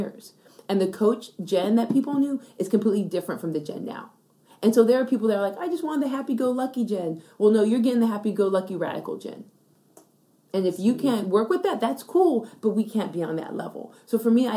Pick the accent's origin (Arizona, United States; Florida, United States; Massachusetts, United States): Arizona, United States; Yuma; moved away; also born or lived in Canada; I was born in Canada. I was actually undocumented. My mom took me across the border and raised me in Arizona for 12 years